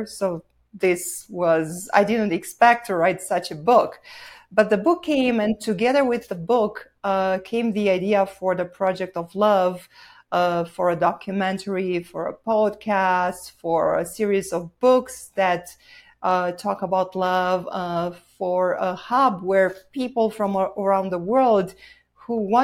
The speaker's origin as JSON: {"language": "English", "region": "Bucharest", "country": "Romania", "tie": "born or raised there", "also_born_or_lived": "Southern California", "second_language": "English", "moved": "as an adult", "lives_now": "Sedona, United States", "said": "I'm originally from Romania, so I was born and raised there."}